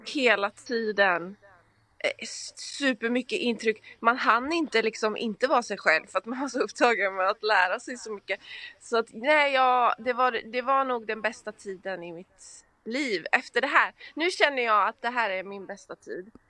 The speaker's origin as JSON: {"language": "Swedish", "town": "Gothenburg", "region": "Västra Götaland", "country": "Sweden", "also_born_or_lived": "Stockholm", "accent": "göteborgska (Gothenburg dialect)", "moved": "as an adult", "lives_now": "Los Angeles, United States", "said": "där kommer göteborgskan fram"}